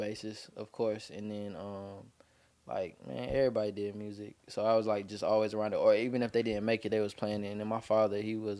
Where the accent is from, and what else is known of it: Edgefield County, South Carolina, United States; born or raised there; also born or lived in Atlanta